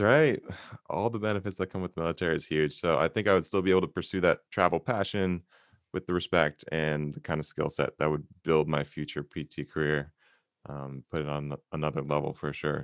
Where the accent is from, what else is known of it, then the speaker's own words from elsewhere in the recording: Santa Monica, California, United States; born and raised in Santa Monica, California